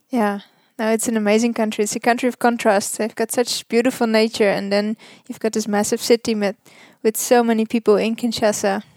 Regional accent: Netherlands; moved away as an adult; now in Namibia; I am from Holland

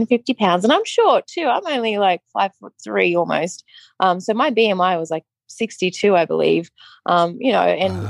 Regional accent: Sydney, New South Wales, Australia; moved away as an adult; now in Las Vegas, United States; I'm originally from Sydney, Australia, but I live in Las Vegas, Nevada.

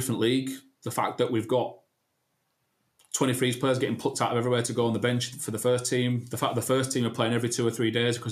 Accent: Leeds, Yorkshire and the Humber, United Kingdom; I'm from Leeds

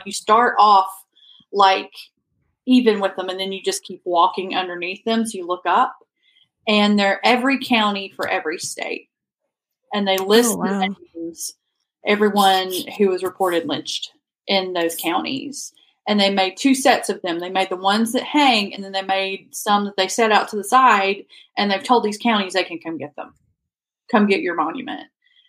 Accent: Gadsden, Alabama, United States; moved away as an adult; now in Mississippi, United States; I grew up in Alabama, lived in Mississippi for about 15, 16 years now.

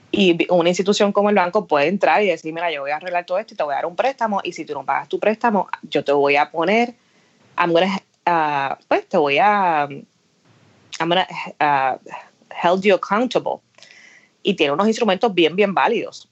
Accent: Aguadilla, Puerto Rico; moved away as an adult; now in Washington, D.C., United States; nací eh, y me crié en Aguadilla

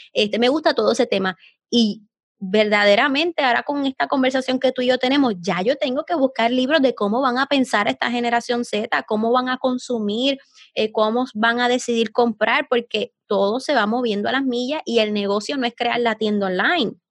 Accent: Puerto Rico; somos de Puerto Rico

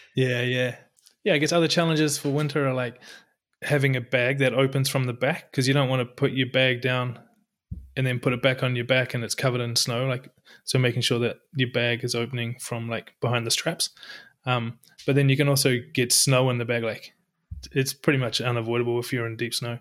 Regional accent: New Zealand; moved away as an adult; also born or lived in Europe; now in Norway; I'm from New Zealand, but lived in Europe, I don't know, close to ten years now and found our way to Norway

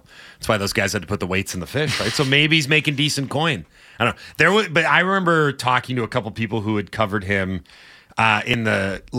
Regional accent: Canada; I grew up in Canada.

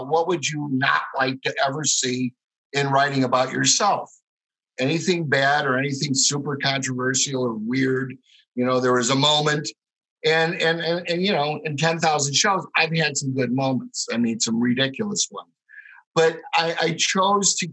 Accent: Chicago, Illinois, United States; moved away; also born or lived in Arizona; I'm a schmuck from Chicago and I didn't have a dime

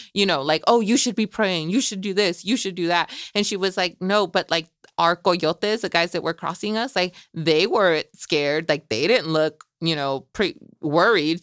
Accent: Salinas, California, United States; also born or lived in Michoacán, Mexico; we're here where we grew up in Salinas

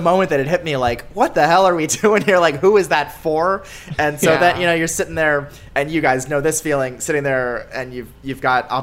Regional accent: outside Philadelphia, Pennsylvania, United States; I grew up outside Philly

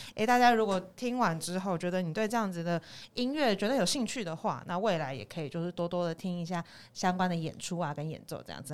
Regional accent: Taipei, Taiwan; 身为台北人

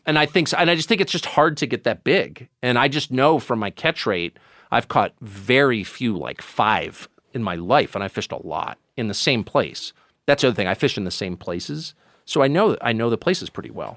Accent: La Jolla, California, United States; also born or lived in Maine; I grew up in California and, um, Southern California.

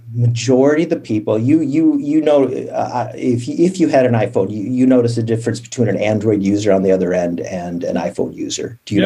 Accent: Midwest, United States; I grew up in the Midwest, pretty uneventful

